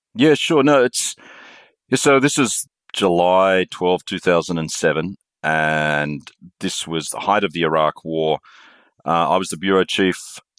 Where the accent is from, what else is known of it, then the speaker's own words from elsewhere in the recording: Australia; moved away as an adult; also born or lived in Indonesia; I'm Australian